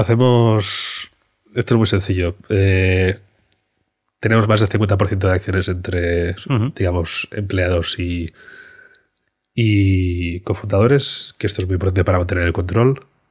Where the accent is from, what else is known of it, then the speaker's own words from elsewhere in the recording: Barcelona, Catalonia, Spain; moved away as an adult; also born or lived in China / London; nos volvemos a Barcelona, que es de donde soy